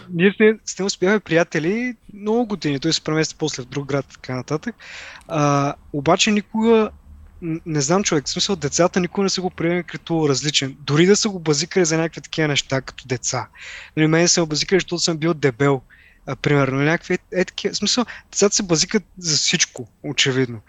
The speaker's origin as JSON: {"language": "Bulgarian", "town": "Haskovo", "region": "Haskovo Province", "country": "Bulgaria", "said": "аз нали съм от Хаско, по-малък град"}